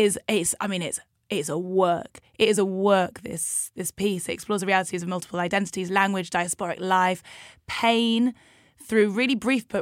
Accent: Newcastle upon Tyne, North East England, United Kingdom; moved away; growing up in Newcastle

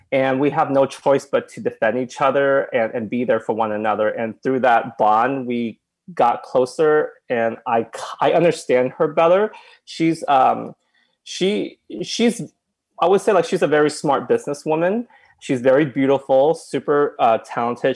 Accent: Oklahoma, United States; moved away; I came from Oklahoma and my parents uh, own a restaurant

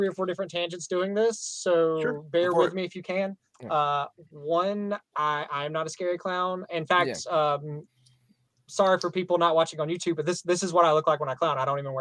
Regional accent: the South, Southern United States, United States; accent: southern; my southern accent

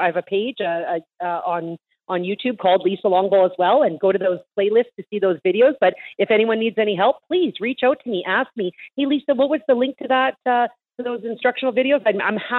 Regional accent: Canada; As a Canadian

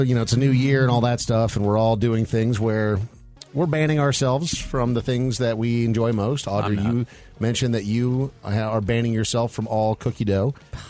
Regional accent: Minnesota, United States; born or raised there

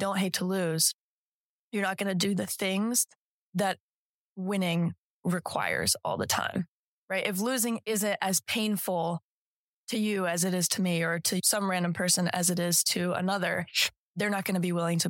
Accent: Colorado, United States; moved away as an adult; also born or lived in Iowa / San Diego; now in Alabama, United States; came back to Colorado, where my mom is now practicing. My dad is a teacher, and I have been in Colorado since I was in first

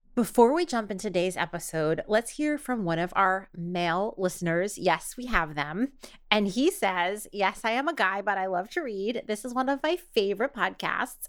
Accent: New York, United States; as a New Yorker

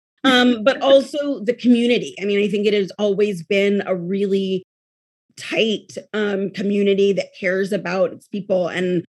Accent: Oakland, California, United States; I grew up here.

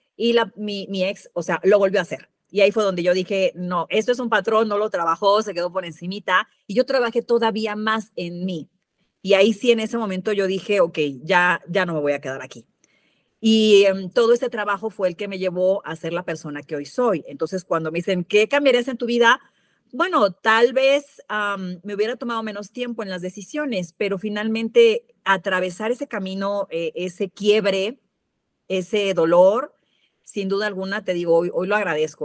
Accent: Mexico City, Mexico; moved away; also born or lived in Veracruz; Yo soy de la Ciudad de México

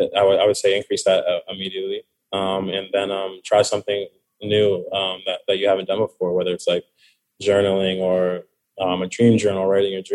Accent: Orange County, California, United States; I'm from Orange County

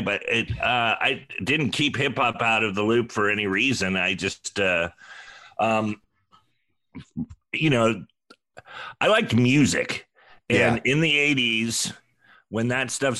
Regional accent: Sonoma, California, United States; moved away; I moved back to my hometown of Sonoma and worked at their Tower.

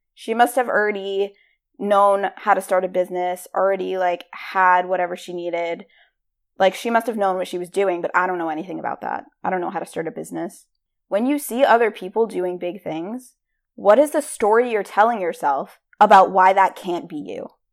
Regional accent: Rhode Island, United States; I am from Rhode Island

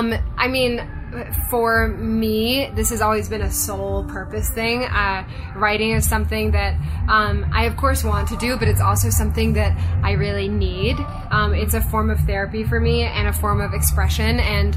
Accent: Japan; also born or lived in London / Hong Kong; now in Los Angeles, United States; So I was born in London, but I grew up in Japan and Hong Kong.

